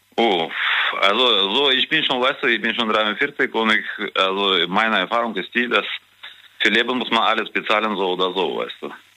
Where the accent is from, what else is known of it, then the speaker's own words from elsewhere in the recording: Kazakhstan; now in Germany; ich bin ja in Kasachstan geboren